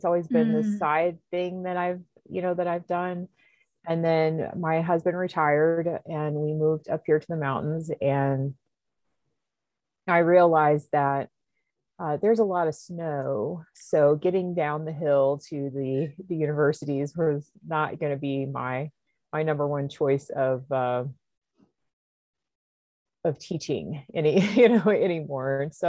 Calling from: North Carolina, United States; The mountains of Western North Carolina in the United States.

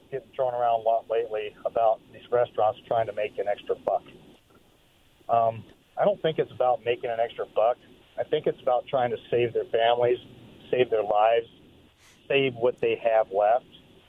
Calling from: Richland, United States; from Richland.

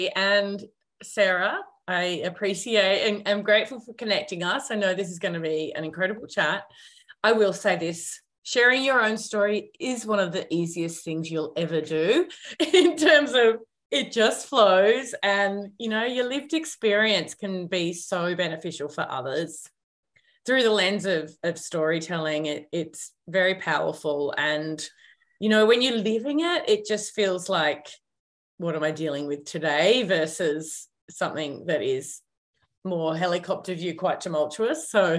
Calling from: Byron Bay, New South Wales, Australia; I am coming to you hot from Byron Bay.

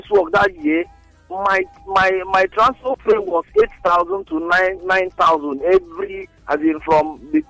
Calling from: Lekki, Lagos, Nigeria; Hello, I'm calling from Lekki.

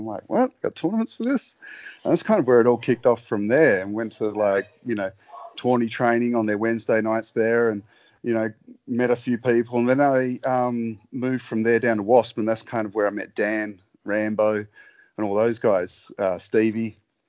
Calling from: Perth, Western Australia, Australia; So I'm just calling in from my beautifully comfy couch in Perth, WA.

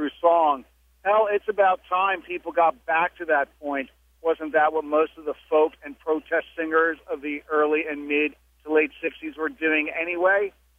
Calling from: Philadelphia, Pennsylvania, United States; I'm calling from Philadelphia.

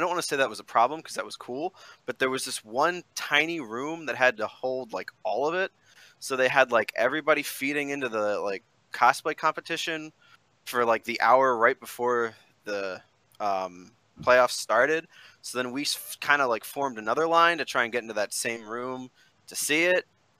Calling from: Atlantic City area, New Jersey, United States; I'm calling from New Jersey, Atlantic City area.

